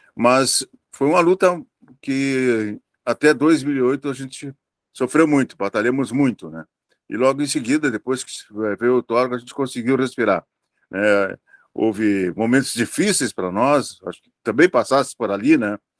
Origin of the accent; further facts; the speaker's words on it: Vacaria, Rio Grande do Sul, Brazil; now in Pelotas, Brazil; lá na minha cidade, que eu sou de Vacaria